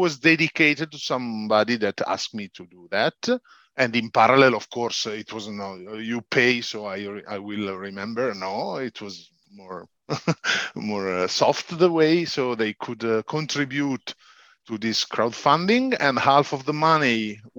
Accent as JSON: {"language": "English", "town": "Casalpusterlengo", "region": "Lombardy", "country": "Italy", "tie": "born or raised there", "also_born_or_lived": "Piacenza, Italy", "second_language": "English", "said": "at 4 years old, we moved to Casal Pusterlengo, so Lombardy, the same region of Milan. So a bit up norther. And here I've been growing a lot"}